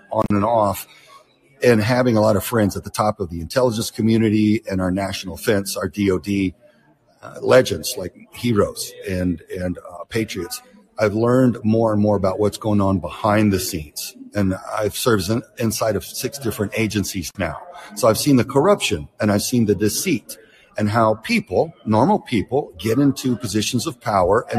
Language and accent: English; Houston, Texas, United States; I'm from Houston